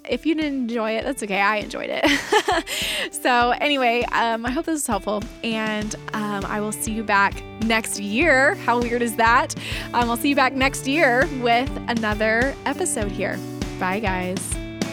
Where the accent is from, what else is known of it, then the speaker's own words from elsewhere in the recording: Texas, United States; moved away; my husband and I were both born and raised in Texas